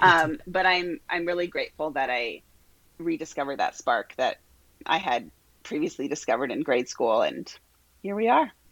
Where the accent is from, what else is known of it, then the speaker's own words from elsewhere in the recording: Omaha, Nebraska, United States; moved away as an adult; also born or lived in Albuquerque, New Mexico; now in Omaha, United States; I grew up here in Omaha, uh, all the way through college